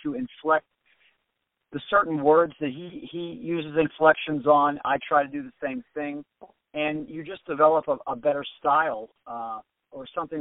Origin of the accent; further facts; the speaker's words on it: Avalon, Pennsylvania, United States; I'm originally from the Pittsburgh area, I'm from Avalon.